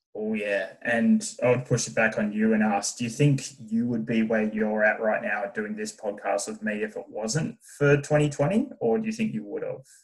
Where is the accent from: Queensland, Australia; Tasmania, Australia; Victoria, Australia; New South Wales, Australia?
Tasmania, Australia; Burnie; moved away as an adult; born and raised in Tasmania